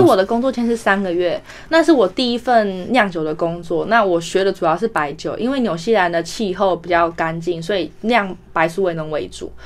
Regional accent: Taiwan; moved away as an adult; 因为我在台湾长大，就是没事就去传统超市买菜嘛

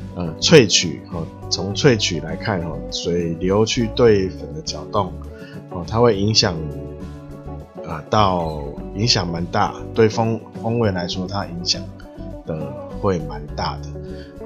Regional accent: Taiwan; 就是要靠我们台湾人

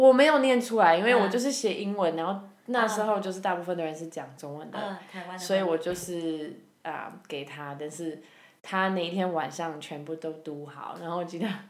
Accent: Canada; now in Taiwan; 因为我是加拿大人，

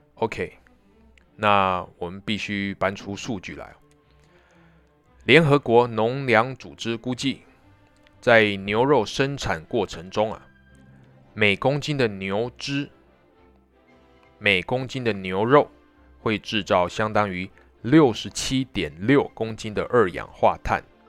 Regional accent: southern Taiwan, Taiwan; 我们南部人

